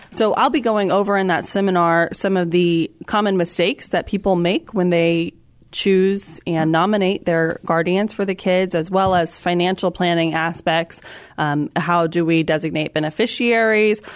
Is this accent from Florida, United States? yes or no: yes; Florida, United States; moved away as an adult; now in San Antonio, United States; I'm an attorney licensed here in Texas, but actually, I was born and raised in Florida